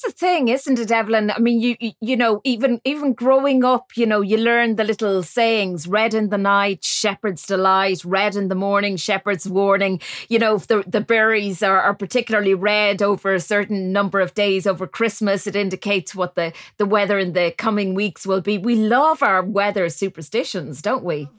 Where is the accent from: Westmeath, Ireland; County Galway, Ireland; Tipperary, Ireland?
Westmeath, Ireland; I'm I'm from County Westmeath